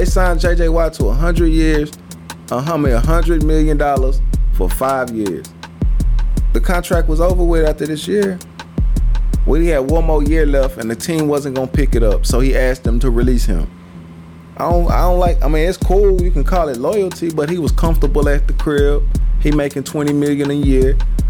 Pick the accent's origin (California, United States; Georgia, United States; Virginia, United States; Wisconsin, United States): Wisconsin, United States; I want niggas to think I'm down here chopping wood and lifting goddamn logs and shit because I'm from Wisconsin